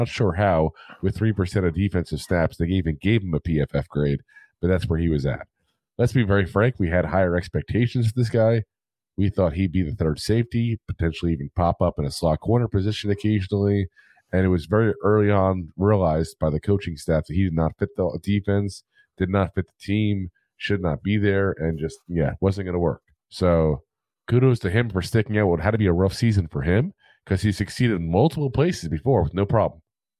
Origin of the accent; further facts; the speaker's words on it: New Jersey, United States; But since we're from Jersey, we drank Jersey water. We should be okay. No, Jersey water, first off, is a spectacular cavalcade of flavors. Okay. I love Jersey water. I miss Jersey water.